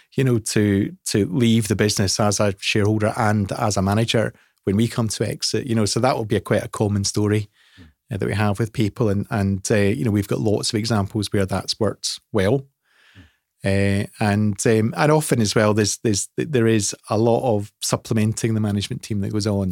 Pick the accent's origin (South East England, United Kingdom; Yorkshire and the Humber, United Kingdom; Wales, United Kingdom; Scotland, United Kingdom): Scotland, United Kingdom; I'm Scottish